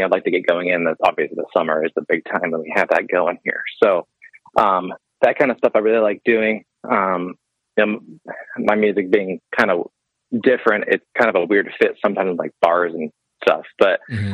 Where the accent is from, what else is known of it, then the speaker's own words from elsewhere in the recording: Pittsburgh, Pennsylvania, United States; moved away; also born or lived in upstate New York; I grew up in Pittsburgh. So, you know, Pennsylvania there.